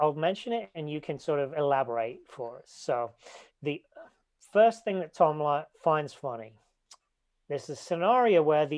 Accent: a little village near Leicester, East Midlands, United Kingdom; I'm from a little village, but it's the city nearby

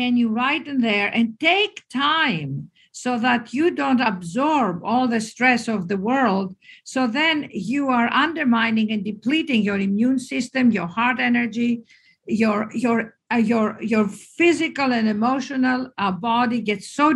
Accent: Greece; moved away; I'm Greek.

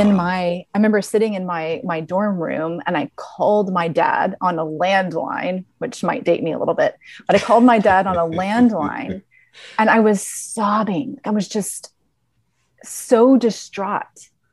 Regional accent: the South, United States; I was a very curious, very um, deep thinking um, little girl growing up in the South

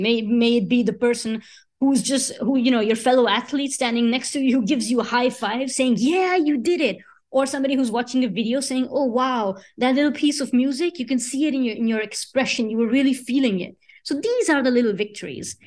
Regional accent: Sicily, Italy; moved away as an adult; also born or lived in India; now in Paris, France; Sicily, which is this beautiful island in the south of Italy where I grew up. I did my school

